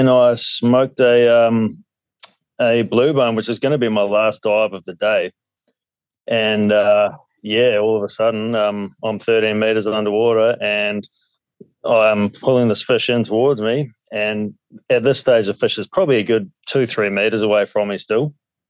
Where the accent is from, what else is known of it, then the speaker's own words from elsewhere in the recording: Gisborne, New Zealand; moved away as an adult; now in Port Hedland, Australia; I grew up in New Zealand, east coast of the North Island, a little town called, or city called Gisborne.